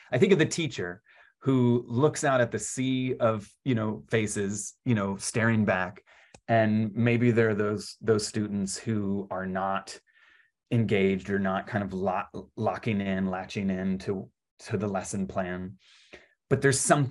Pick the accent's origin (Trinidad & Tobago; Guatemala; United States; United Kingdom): United States; Virginia; I grew up in Virginia